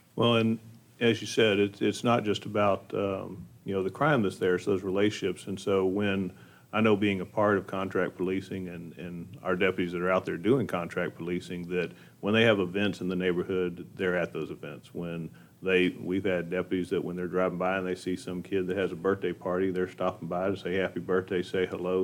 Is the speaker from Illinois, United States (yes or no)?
no; Montgomery County, Texas, United States; growing up in Montgomery County